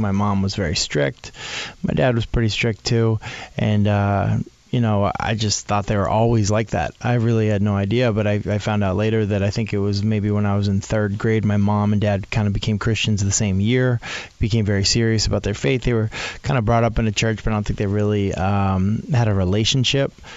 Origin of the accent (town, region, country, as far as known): New England, United States; born or raised there; also born or lived in Boulder, Colorado / Nashville, Tennessee